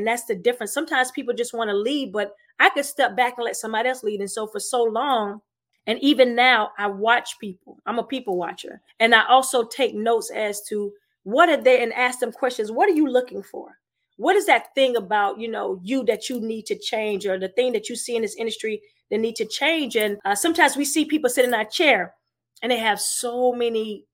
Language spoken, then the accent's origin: English; South Carolina, United States; now in Tampa, United States; I'm originally from South Carolina